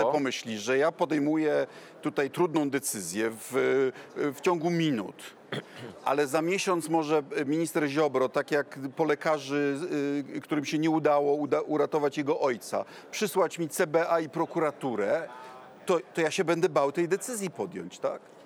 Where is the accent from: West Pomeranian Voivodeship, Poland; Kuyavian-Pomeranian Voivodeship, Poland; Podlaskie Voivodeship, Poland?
Kuyavian-Pomeranian Voivodeship, Poland; u nas w Kujawsko-Pomorskiem